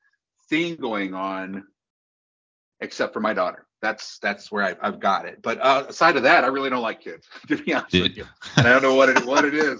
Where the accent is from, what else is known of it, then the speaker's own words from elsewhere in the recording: Illinois, United States; I was born in Illinois